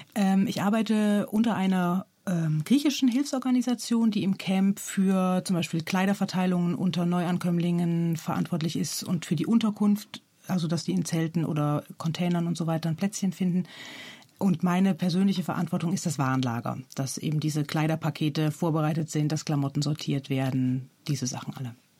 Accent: Germany; moved away; ich bin Deutsche

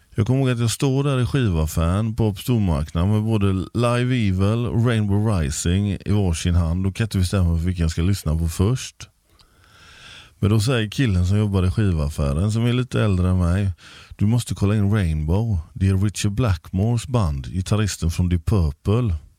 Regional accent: Gothenburg, Västra Götaland, Sweden; Jag är uppvuxen i Backa.

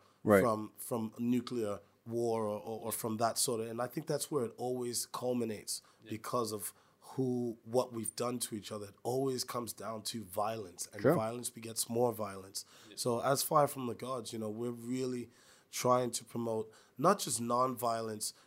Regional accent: New York City, New York, United States; moved away; I'm from New York City

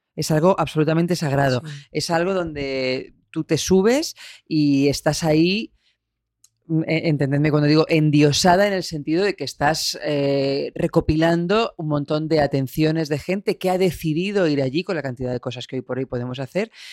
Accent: Albacete, Castilla-La Mancha, Spain; moved away as an adult; now in Madrid, Spain; con 18 años que me fui de Albacete

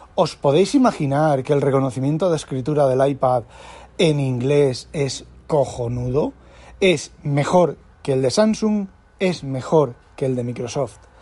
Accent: Spain; yo soy español, escribo en español

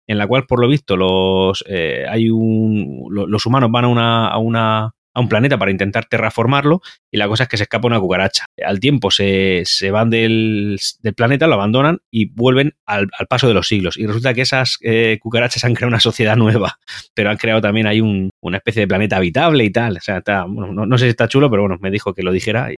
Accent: Murcia, Region of Murcia, Spain; yo soy de Murcia, vivo en Murcia también

